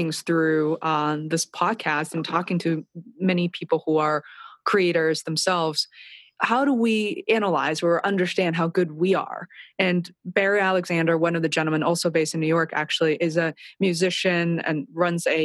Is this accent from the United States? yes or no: no; Beijing, China; moved away; I was raised and, you know, I grew up in China and Beijing